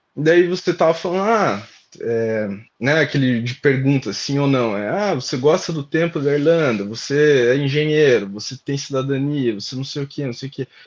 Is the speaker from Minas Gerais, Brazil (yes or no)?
no; Curitiba, Paraná, Brazil; moved away as an adult; now in Ireland; Sou de Curitiba, Paraná